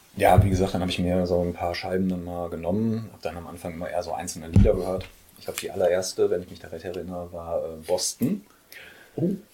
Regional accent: Oberhausen, North Rhine-Westphalia, Germany; also born or lived in Mülheim; now in Essen, Germany; bin gebürtiger Pottler, geboren in Oberhausen

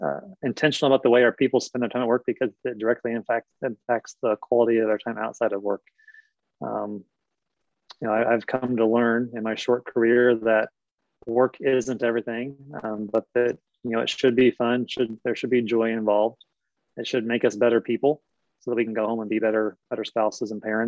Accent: Indiana, United States; I grew up in Indiana

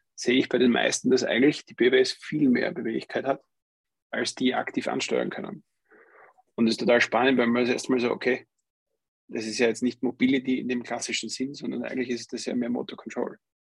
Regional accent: Austria; hier bei uns in Österreich

